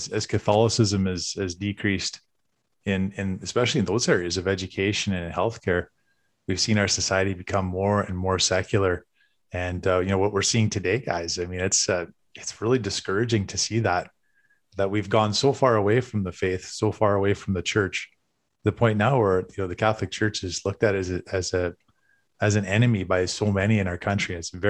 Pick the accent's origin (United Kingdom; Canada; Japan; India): Canada; Westlock, Alberta; born there; so I was born in Alberta, actually in Westlock, Dennis.